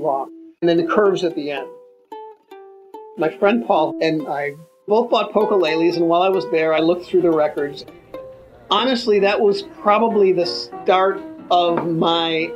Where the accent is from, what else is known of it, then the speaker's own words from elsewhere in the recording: Northfield, Illinois, United States; I grew up in Northfield, which is sort of the baby sister of a town called Winnetka